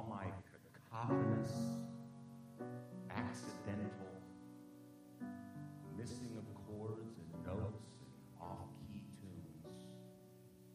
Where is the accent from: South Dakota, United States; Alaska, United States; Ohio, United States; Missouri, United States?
Ohio, United States; Cleveland; moved away; also born or lived in New York City; I'm from Cleveland